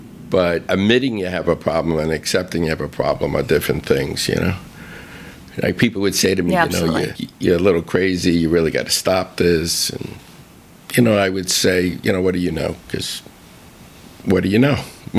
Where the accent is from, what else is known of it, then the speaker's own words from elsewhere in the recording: Bronx, New York, United States; Yeah, well, it was a middle-class neighborhood. My father actually owned a butcher shop around the corner from where we lived.